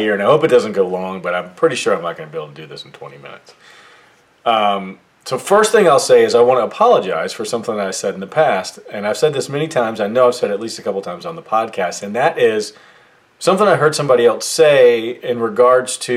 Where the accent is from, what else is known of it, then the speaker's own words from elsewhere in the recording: United States; I was born in the United States of America